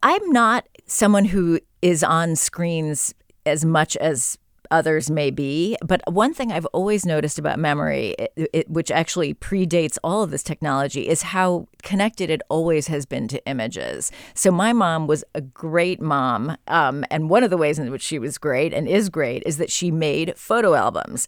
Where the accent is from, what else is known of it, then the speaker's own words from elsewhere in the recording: San Francisco, California, United States; moved away; I grew up here in San Francisco. I went to Lowell High